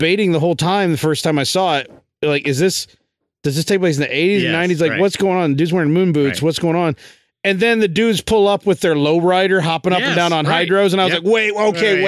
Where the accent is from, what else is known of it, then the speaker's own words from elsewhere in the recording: Ohio, United States; moved away; my hometown in Ohio